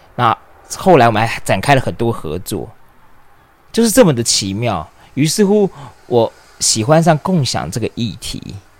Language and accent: Chinese; Taipei, Taiwan; also born or lived in London, United Kingdom; 我是土生土长的台北人